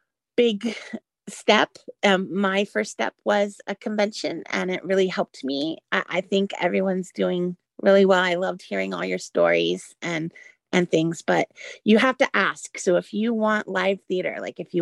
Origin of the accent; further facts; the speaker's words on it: the Bay Area, California, United States; now in Orlando, United States; I'm from Florida. I grew up in the Bay Area.